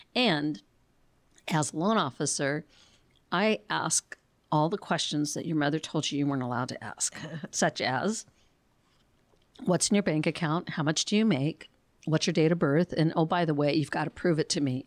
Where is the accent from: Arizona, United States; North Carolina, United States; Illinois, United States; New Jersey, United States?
Arizona, United States; Phoenix; now in Tucson, United States; I grew up in Phoenix